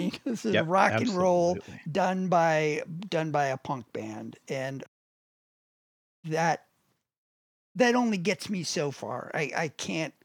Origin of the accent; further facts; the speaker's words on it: United States; we are Americans, you